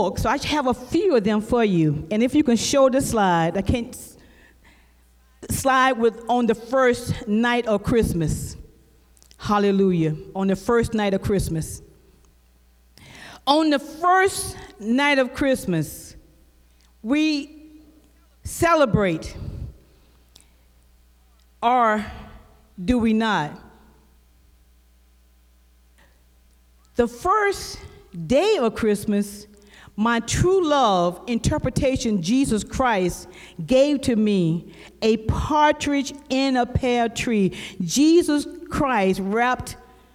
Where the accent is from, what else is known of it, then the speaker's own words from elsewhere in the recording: South Carolina, United States; I'm from South Carolina